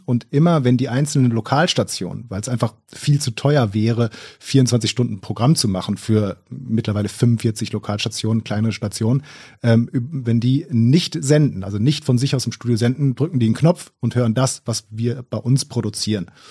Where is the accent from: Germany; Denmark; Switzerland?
Germany; Essen, North Rhine-Westphalia; ich komme aus Essen